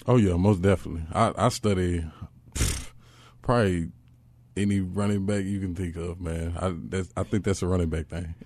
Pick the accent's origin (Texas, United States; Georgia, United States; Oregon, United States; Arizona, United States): Texas, United States; born or raised there; moved away as an adult; also born or lived in Los Angeles, California